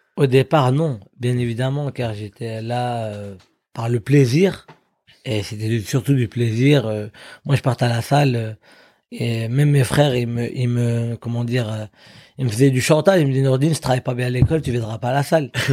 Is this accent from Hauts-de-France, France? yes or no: yes; Drocourt, Hauts-de-France, France; venant d'une petite ville comme Drocourt dans le Nord-Pas-de-Calais